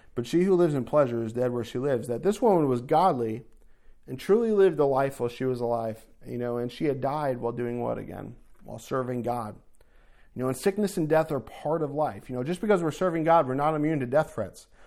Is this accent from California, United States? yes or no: no; New Jersey, United States; moved away as an adult; also born or lived in New York; I grew up in North Jersey